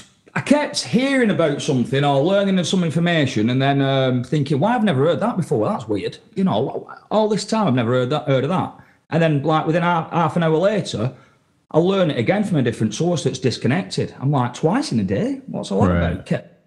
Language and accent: English; England, United Kingdom; because I come from England, I was interested in what's going on in Europe